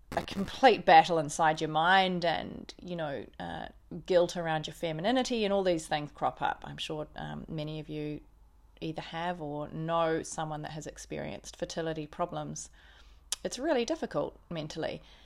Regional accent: Auckland, New Zealand; also born or lived in Christchurch; I grew up in New Zealand, in Auckland predominantly, uh, born in Christchurch, but grew up in Auckland

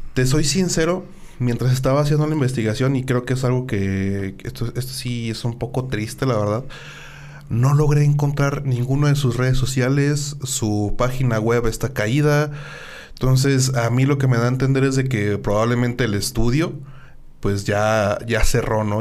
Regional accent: Mexico; llena de orgullo como mexicano

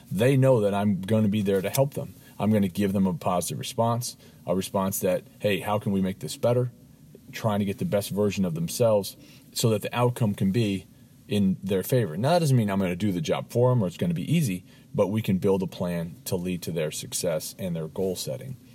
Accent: Los Angeles, California, United States; I grew up in Los Angeles, California

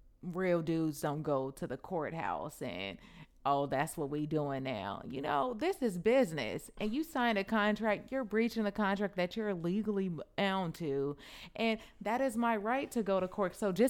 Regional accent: California, United States; because I'm from the Bay over here.

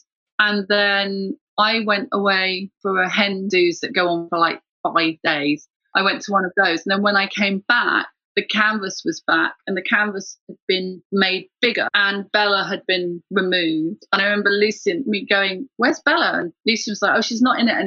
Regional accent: Ireland; now in London, United Kingdom; I'm just Irish woman

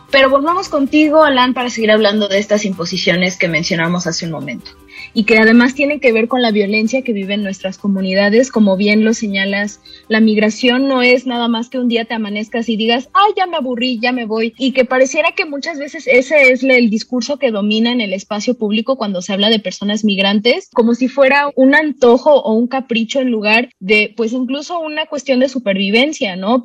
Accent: Veracruz, Mexico; moved away; also born or lived in Mexico City; yo en Veracruz nunca había pensado en si era negra o no

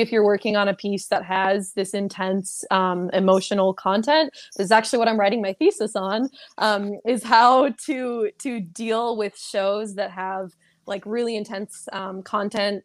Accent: Seattle, Washington, United States; moved away as an adult; now in Orlando, United States; I'm originally from the Seattle area

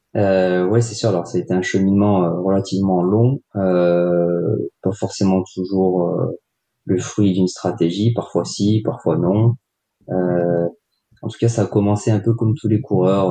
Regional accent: Grenoble, Auvergne-Rhône-Alpes, France; je suis grenoblois d'origine

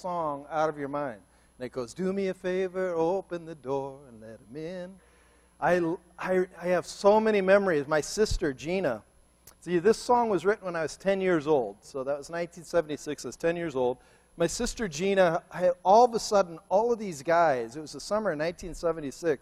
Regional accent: Cleveland, Ohio, United States; moved away; I'm from Cleveland

